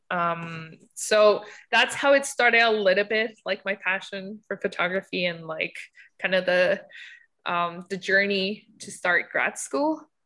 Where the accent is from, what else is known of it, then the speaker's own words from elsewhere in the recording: Mexico; moved away as an adult; now in Canada; I'm from Mexico.